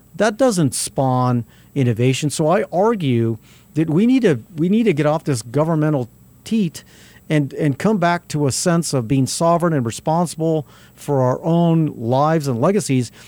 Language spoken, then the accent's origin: English; Albuquerque, New Mexico, United States; I grew up on South Broadway